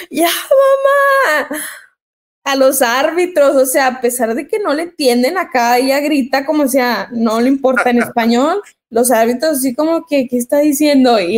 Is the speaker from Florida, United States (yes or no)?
no; El Paso, Texas, United States; born there; porque mis hermanos y yo nacimos acá en Estados Unidos, nacimos en El Paso, Texas.